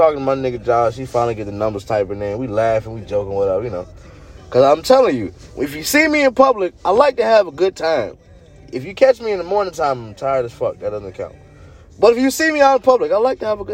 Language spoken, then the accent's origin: English; Fredericksburg, Virginia, United States; I'm so from Fredericksburg